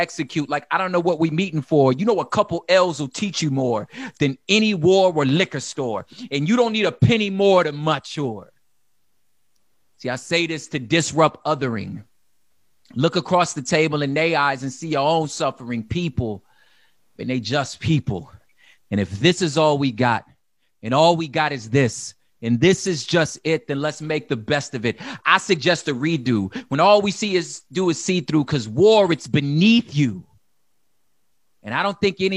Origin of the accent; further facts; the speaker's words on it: Los Angeles, California, United States; I'm from South Central Los Angeles, which means I'm very familiar with gun violence.